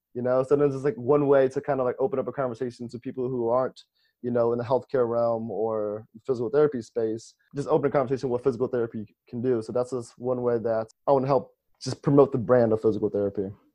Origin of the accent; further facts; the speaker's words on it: Ohio, United States; I'm from Ohio.